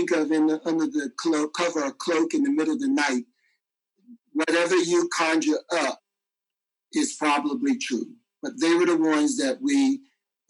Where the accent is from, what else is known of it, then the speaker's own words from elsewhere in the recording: North Carolina, United States; I grew up in North Carolina